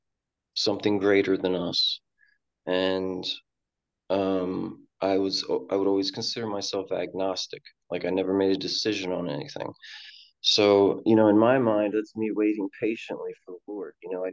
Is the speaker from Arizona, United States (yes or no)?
no; Salem, New Jersey, United States; moved away; also born or lived in Alaska; I was born in Salem, New Jersey. It's like 15 minutes from Philadelphia